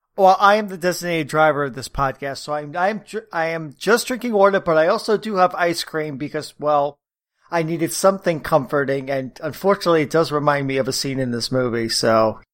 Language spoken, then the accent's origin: English; New York, United States; I'm a New Yorker